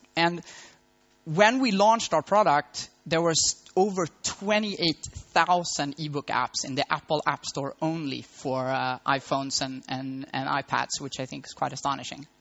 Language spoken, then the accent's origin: English; Malmö, Skåne, Sweden; moved away as an adult; now in Berlin, Germany; it's my hometown and I was raised in Malmo